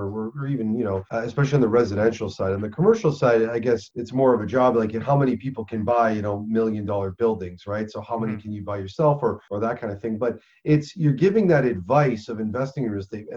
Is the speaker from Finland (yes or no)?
no; Hamilton, Ontario, Canada; my hometown, Hamilton, Ontario.